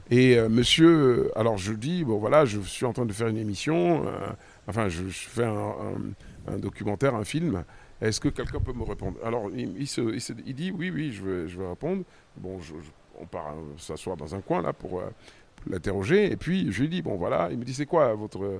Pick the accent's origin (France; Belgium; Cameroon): Cameroon; moved away; c'est mon pays d'origine